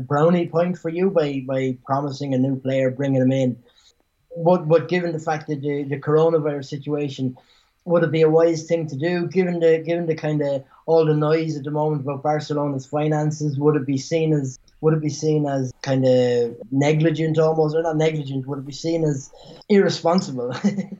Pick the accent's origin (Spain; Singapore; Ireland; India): Ireland; moved away; I grew up in Ireland